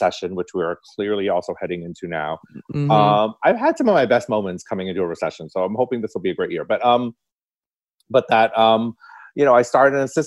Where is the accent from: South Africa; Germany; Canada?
Canada; Toronto, Ontario; also born or lived in Hong Kong; I grew up in North York and I went to York Mills Collegiate